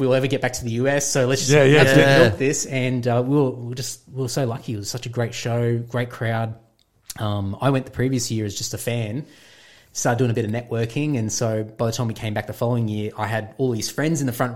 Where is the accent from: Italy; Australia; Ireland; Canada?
Australia; Queensland; moved away as an adult; also born or lived in Brisbane / Sydney; I'm a Queenslander, I'm like the biggest bogan out there.